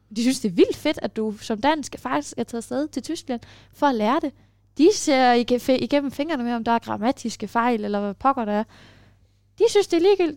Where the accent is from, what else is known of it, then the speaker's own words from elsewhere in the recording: Denmark; accent: Danish; jeg snakkede med dansk accent